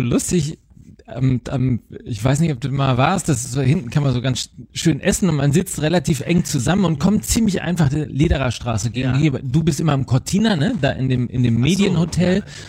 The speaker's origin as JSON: {"language": "German", "country": "Germany", "said": "als, als, als Deutsche"}